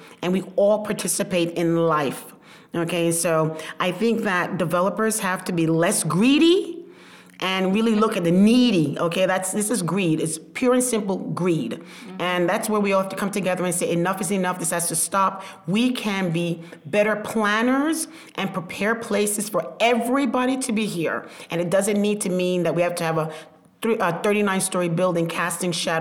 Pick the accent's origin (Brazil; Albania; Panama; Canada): Panama; now in Brooklyn, United States; I come from Panama. I come from the jungle, literally